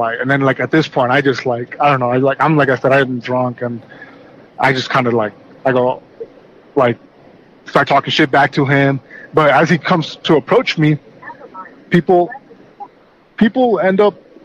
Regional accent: California, United States; I'm American, but I was born here in California

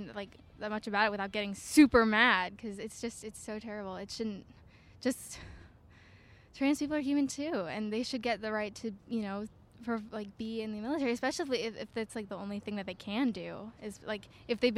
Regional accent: Virginia, United States; I'm from Virginia

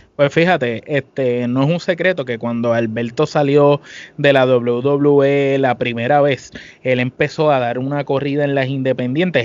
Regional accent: Puerto Rico; nosotros somos de Puerto Rico

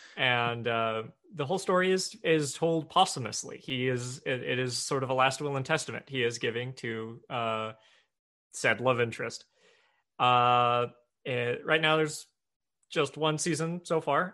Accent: Evansville, Indiana, United States; moved away as an adult; now in Seattle, United States; Evansville, Indiana. Very, very southern tip of the, of the toe of Indiana. Uh, went, yeah, born there, grew up there, went to college there

